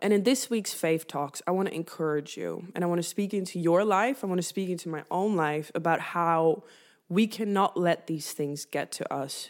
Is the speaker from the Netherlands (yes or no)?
yes; northern Netherlands, Netherlands; moved away; I grew up in the Netherlands, and in the Netherlands, we cycle everywhere